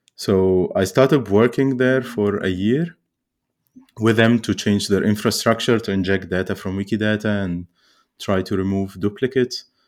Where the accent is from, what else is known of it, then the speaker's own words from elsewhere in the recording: Cairo, Cairo Governorate, Egypt; I grew up in Cairo